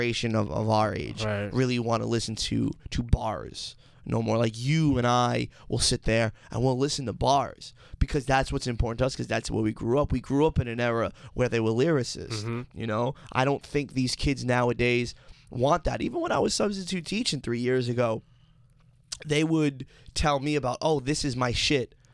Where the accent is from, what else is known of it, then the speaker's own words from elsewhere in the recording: New York City, New York, United States; growing up in Staten Island